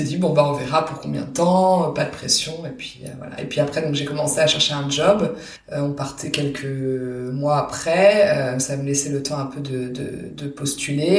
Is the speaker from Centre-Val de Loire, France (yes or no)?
no; Paris region, Île-de-France, France; first language French; moved away as an adult; now in Cologne, Germany; je suis née à Paris et j'ai grandi en région parisienne